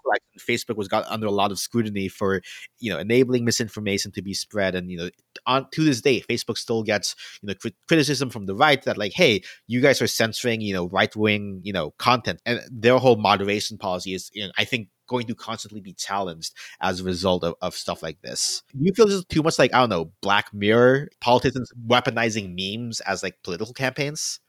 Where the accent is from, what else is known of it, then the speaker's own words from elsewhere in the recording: the South, United States; also born or lived in Philippines (ancestry); now in New York, United States; I come from an interesting place where I grew up in the South